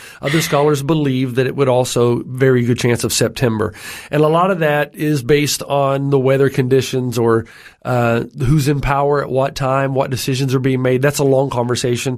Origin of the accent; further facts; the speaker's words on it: Tennessee, United States; I grew up in Tennessee, which is in the southern region of the, of uh, the United States